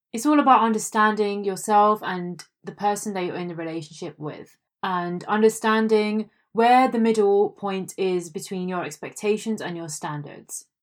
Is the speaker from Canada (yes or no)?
no; India; I am an Indian